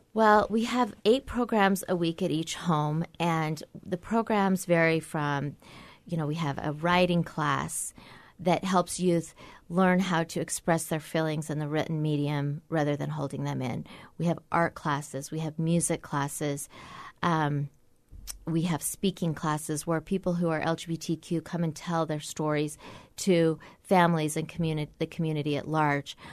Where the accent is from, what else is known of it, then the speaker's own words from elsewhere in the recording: Orem, Utah, United States; also born or lived in Provo, Utah / Washington, D.C.; I grew up in Orem, and I went to B Y U for seven years